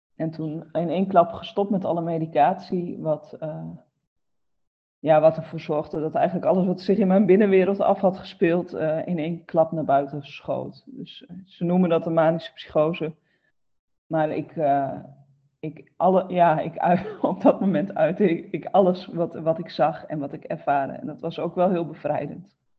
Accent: Groningen, Netherlands; moved away as an adult; now in Roden, Netherlands; Ik ben altijd opgegroeid in Groningen, dus altijd in het noorden gebleven.

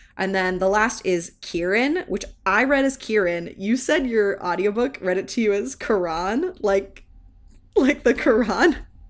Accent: the South, United States; growing up in the South

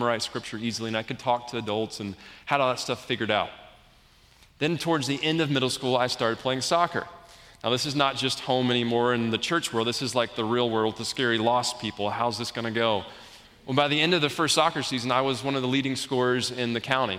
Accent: the South, United States; I grew up in the South, in the Bible Belt, in a Christian home

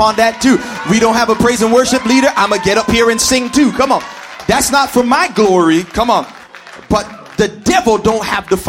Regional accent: Toronto, Ontario, Canada; I grew up here in Scarborough. I'm a Scarborough man, fam.

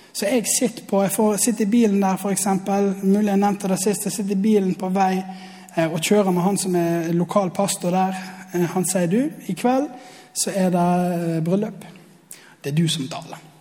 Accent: Osterøy, Vestland, Norway; jeg kommer fra Osterøy.

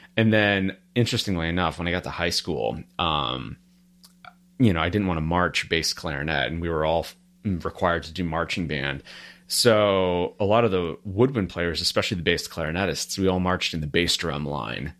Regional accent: Murray, Kentucky, United States; moved away; also born or lived in Louisville, Kentucky; I was born in Murray, Kentucky

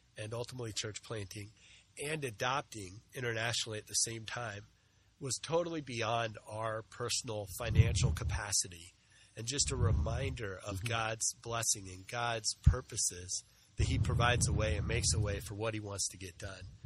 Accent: southwestern Illinois, United States; moved away as an adult; also born or lived in Chattanooga, Tennessee; now in New Jersey, United States; I grew up in the Midwest in southwestern Illinois.

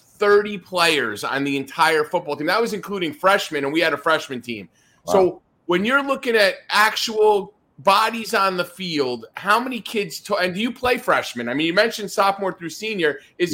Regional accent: Northern New Jersey, United States; where I grew up in Northern New Jersey

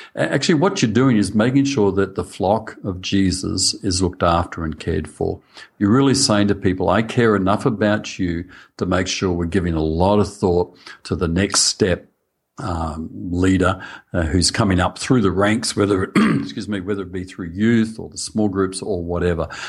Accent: Australia; accent: Australian; I'm speaking Australian.

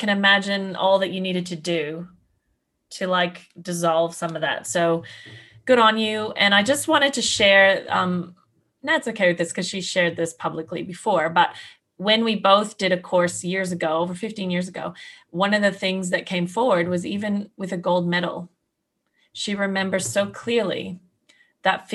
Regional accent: Canada; now in Australia; I'm a Canadian in Australia

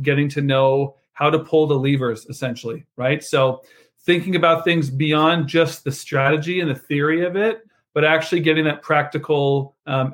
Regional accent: Canada; moved away as an adult; now in United States; as a Canadian expat, I've only been in the US for 5 years

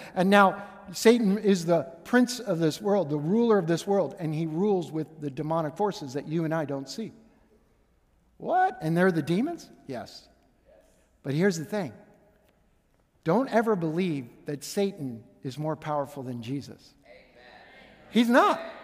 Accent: Pittsburgh, Pennsylvania, United States; moved away; growing up in Pittsburgh, I'm Steelers fan

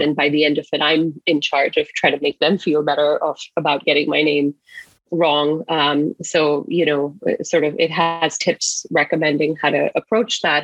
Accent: Singapore; now in Seattle, United States; I'm originally from Singapore

